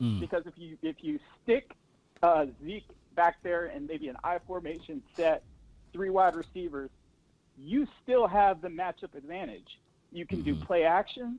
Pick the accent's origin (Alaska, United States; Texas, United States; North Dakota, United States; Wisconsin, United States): Texas, United States; Arlington; now in Washington, D.C. area, United States; I grew up in Dallas, or actually in Southwest Arlington.